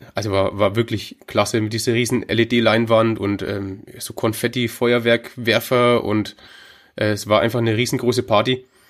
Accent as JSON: {"language": "German", "town": "Hof", "region": "Bavaria", "country": "Germany", "said": "Ich komme aus Hof, das ist ähm, in Bayern, ganz oben im Osten, in dem mhm. Knick zu Tschechien"}